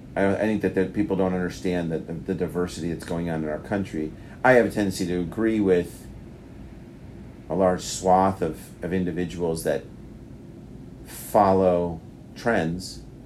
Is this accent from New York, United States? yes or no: yes; New York, United States; accent: New York; moved away; my New York accent comes out